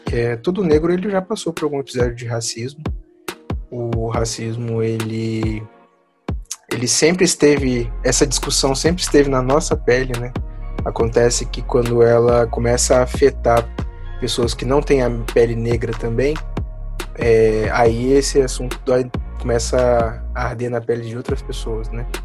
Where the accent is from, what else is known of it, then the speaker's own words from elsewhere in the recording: Serra, Espírito Santo, Brazil; eu sou de Serra